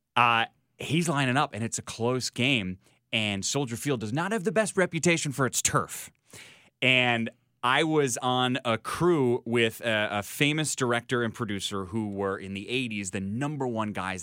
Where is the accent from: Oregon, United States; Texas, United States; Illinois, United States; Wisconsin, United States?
Illinois, United States; Chicago; as a Chicagoan